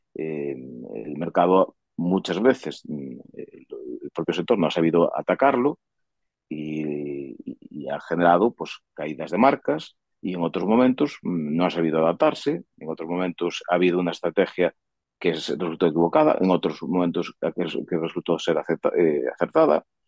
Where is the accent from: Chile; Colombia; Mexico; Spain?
Spain; Sarria, Galicia